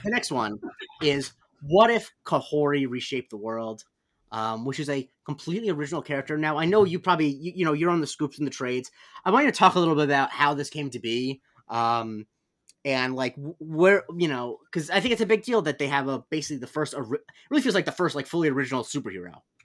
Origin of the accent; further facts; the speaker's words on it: Florida, United States; I grew up in Florida